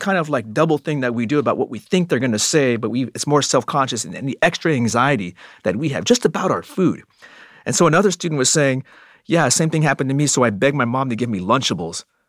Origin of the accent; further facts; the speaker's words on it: Arizona, United States; growing up in Arizona